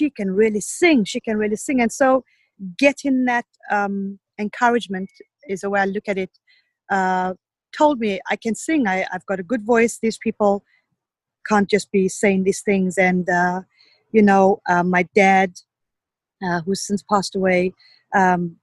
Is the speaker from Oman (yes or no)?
no; Zimbabwe; moved away as an adult; also born or lived in Zambia; now in England; I was born in Zambia and I grew up in Zimbabwe.